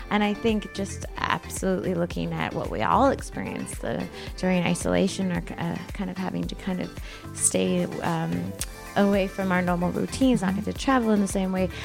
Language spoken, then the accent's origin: English; Canada; now in Los Angeles, United States; I'm from Canada, but I live in LA right now